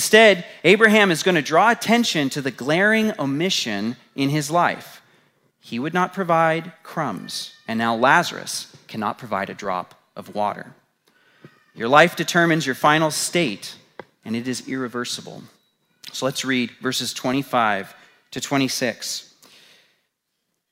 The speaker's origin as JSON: {"language": "English", "country": "United States", "said": "being American"}